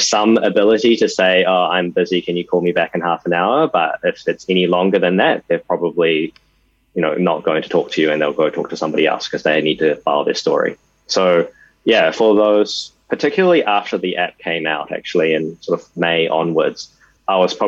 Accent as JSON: {"language": "English", "country": "New Zealand", "tie": "born or raised there", "said": "I was born in New Zealand and my parents are Taiwanese"}